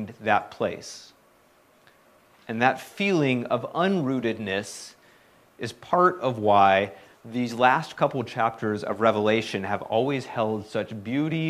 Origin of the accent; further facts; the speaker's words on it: South Carolina, United States; moved away; I was born and raised in South Carolina